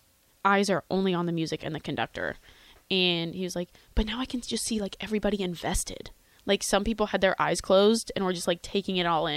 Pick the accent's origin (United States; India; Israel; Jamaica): United States; Houston, Texas; now in Lincoln, United States; I'm from Houston